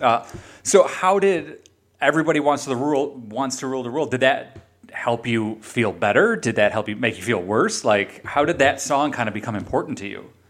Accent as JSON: {"language": "English", "town": "Chicago", "region": "Illinois", "country": "United States", "tie": "born or raised there", "said": "I grew up in Chicago"}